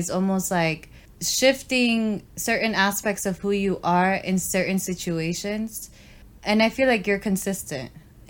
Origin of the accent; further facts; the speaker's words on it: New York City, New York, United States; I would leave my hometown mm-hmm. In a heartbeat. Y'all could come visit. I mean, I feel like I've already experienced everything that New York has to offer.